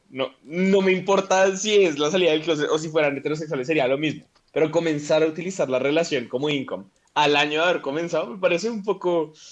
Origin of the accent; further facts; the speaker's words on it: Colombia; O sea, nosotras como colombianas eh, podemos aprovechar el país tan de mierda en el que vivimos para salir